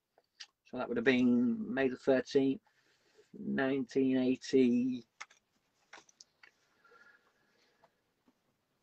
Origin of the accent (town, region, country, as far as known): Wakefield, Yorkshire and the Humber, United Kingdom; born or raised there; also born or lived in Glasgow, Scotland